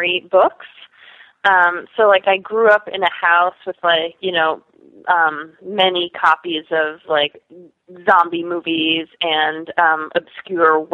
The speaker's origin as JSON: {"language": "English", "town": "New York City", "region": "New York", "country": "United States", "tie": "born or raised there", "also_born_or_lived": "Oberlin, Ohio / Madison, Wisconsin", "lives_now": "Brooklyn, United States", "said": "I grew up on the Upper West Side in Manhattan"}